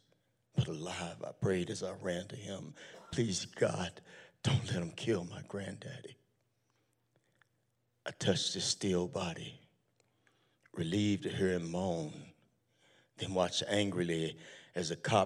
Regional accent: Tulsa, Oklahoma, United States; I grew up in Tulsa, Oklahoma

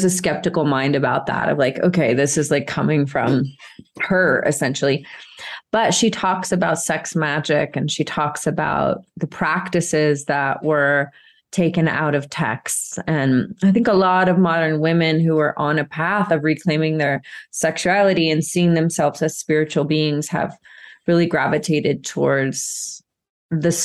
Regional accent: Marietta, Georgia, United States; I grew up in Georgia

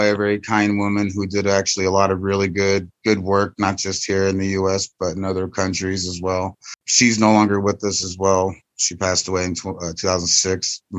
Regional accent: Florida, United States; moved away as an adult; also born or lived in Colorado / New Mexico; I was born and raised in Florida. I'm Apache Navajo. I'm a sixth generation descendant to Geronimo.

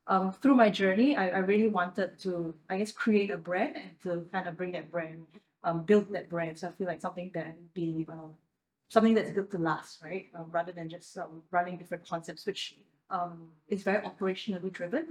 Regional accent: Singapore; as a Singaporean

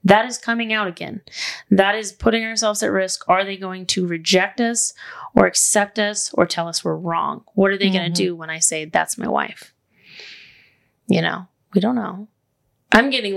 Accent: the South, United States; we're from the South

